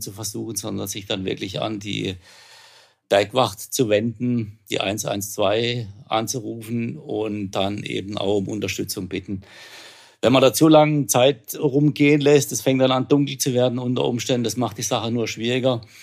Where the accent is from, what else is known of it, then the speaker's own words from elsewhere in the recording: Bühl, Baden-Württemberg, Germany; Ich wohne dort. Ich bin hier groß geworden in der Gegend.